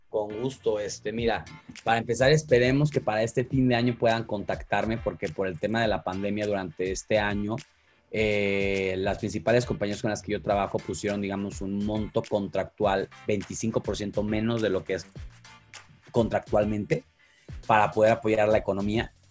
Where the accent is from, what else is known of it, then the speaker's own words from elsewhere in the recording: Mexico; soy mexicano